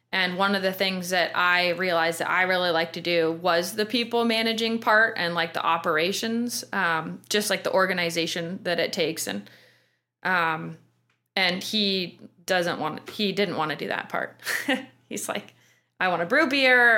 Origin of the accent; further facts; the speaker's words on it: Port Angeles, Washington, United States; moved away as an adult; also born or lived in Bellingham, Washington; now in Pittsburgh, United States; I'm actually from Washington State. I grew up in Port Angeles, little town out on the Olympic Peninsula